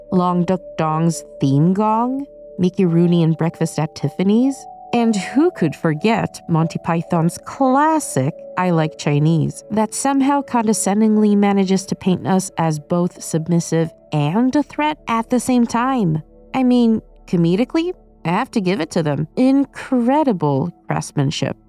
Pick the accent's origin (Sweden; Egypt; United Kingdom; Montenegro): Sweden; moved away; And I grew up in Sweden.